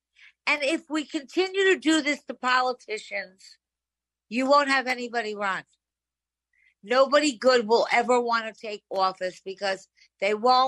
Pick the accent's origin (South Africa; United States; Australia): United States; New York; I'm a New Yorker